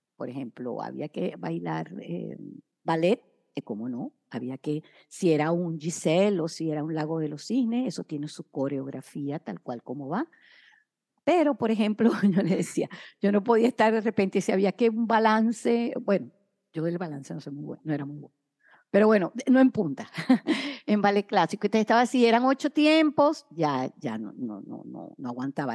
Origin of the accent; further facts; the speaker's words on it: Caracas, Capital District, Venezuela; moved away as an adult; desde mi ciudad, Caracas, mi país natal, Venezuela